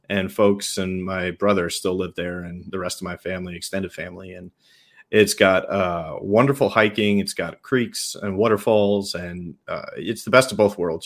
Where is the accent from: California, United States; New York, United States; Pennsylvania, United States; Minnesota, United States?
New York, United States; accent: New York; I'm a New Yorker at heart